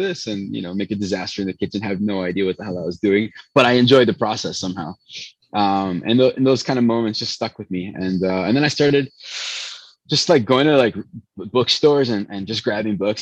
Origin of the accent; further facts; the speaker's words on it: Chicago, Illinois, United States; first language Spanish; English is a second language; also born or lived in Venezuela; So family is Colombian, born in Chicago. I was actually raised in Venezuela though